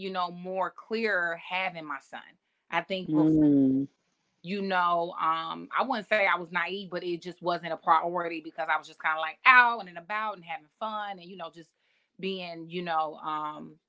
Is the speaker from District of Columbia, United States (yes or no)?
no; Atlanta, Georgia, United States; moved away as an adult; we came from Atlanta